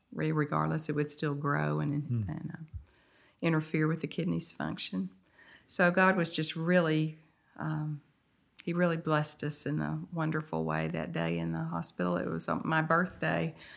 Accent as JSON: {"language": "English", "town": "Mount Pleasant", "region": "Texas", "country": "United States", "tie": "born or raised there", "also_born_or_lived": "Henderson, Texas", "lives_now": "Nacogdoches, United States", "said": "I grew up in Mount Pleasant, Texas"}